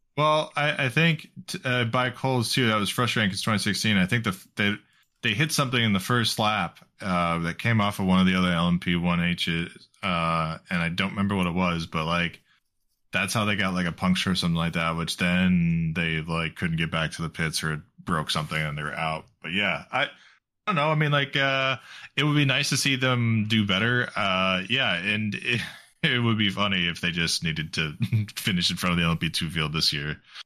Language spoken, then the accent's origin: English; United States; as an American